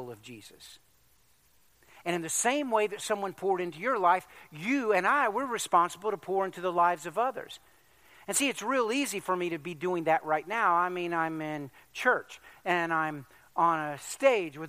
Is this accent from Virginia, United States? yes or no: yes; Virginia Beach, Virginia, United States; growing up in Virginia Beach at that church